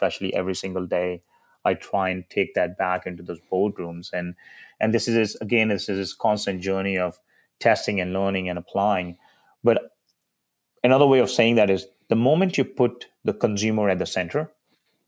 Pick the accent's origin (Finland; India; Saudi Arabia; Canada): India; now in United States; a kid growing up in India